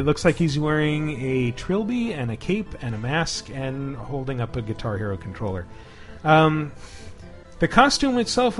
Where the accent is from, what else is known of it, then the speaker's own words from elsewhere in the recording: Uruapan, Michoacán, Mexico; in Uruapan, my hometown